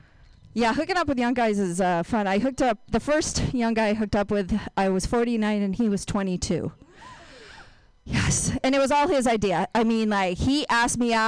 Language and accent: English; Binghamton, New York, United States; moved away; I'm from upstate New York